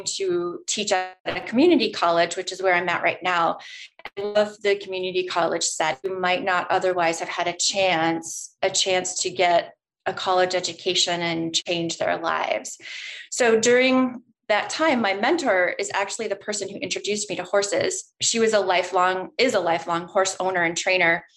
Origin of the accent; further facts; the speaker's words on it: Nebraska, United States; moved away as an adult; now in Minnesota, United States; I grew up in Nebraska for most of my life, and then I moved to Minnesota for college and ended up staying here